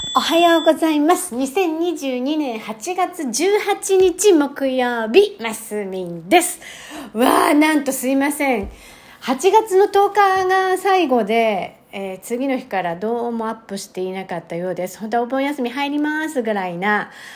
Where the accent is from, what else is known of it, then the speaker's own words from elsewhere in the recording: Tokyo, Japan; moved away; 私の実家のあった過去形ですね、もう今ないんですね